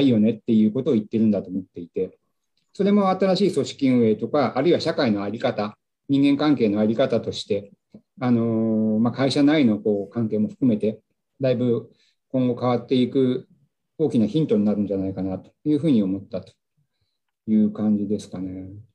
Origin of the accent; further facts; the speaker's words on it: Nagano, Japan; moved away; 故郷の長野県長野市